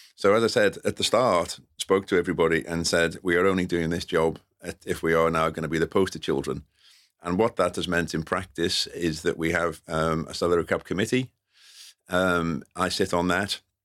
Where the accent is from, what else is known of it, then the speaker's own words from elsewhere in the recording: London, United Kingdom; I'm a North London boy.